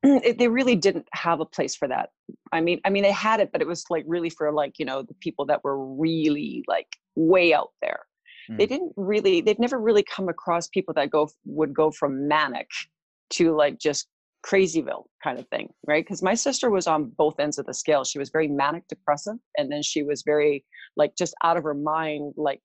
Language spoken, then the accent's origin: English; White Rock, British Columbia, Canada; I am from White Rock, BC, Canada. I was actually born here in Canada on the West Coast.